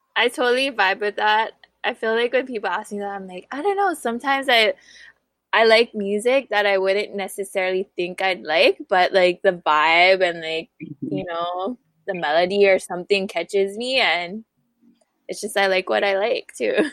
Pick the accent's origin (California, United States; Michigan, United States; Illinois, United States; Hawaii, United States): Hawaii, United States; Honolulu; now in Kapolei, United States; I come from Papakulea Oahu and I'm now residing